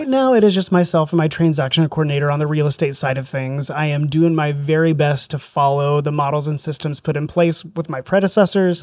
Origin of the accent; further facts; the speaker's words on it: southern Indiana, United States; also born or lived in Southern Florida; I grew up in southern Indiana, a little rural area down there.